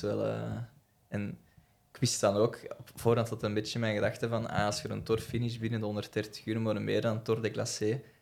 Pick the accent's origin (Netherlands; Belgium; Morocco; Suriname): Belgium; the Kempen, Flanders; ik, ben ook zo'n beetje van de campen